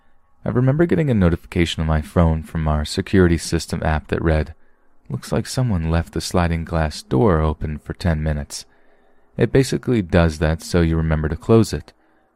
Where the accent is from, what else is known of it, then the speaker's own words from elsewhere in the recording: Helena, Montana, United States; now in Bellevue, United States; I am originally from Helena, Montana, so I grew up like a normal kid, and then my mother got a job for Amazon in downtown Seattle, so we moved to Bellevue.